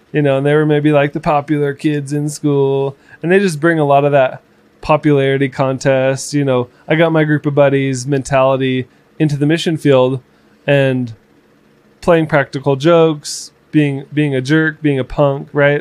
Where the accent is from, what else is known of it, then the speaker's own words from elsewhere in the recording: Florida, United States; moved away as an adult; also born or lived in Kearns, Utah; I grew up in Florida, so but growing up in Florida and seeing what the real life ghetto looks like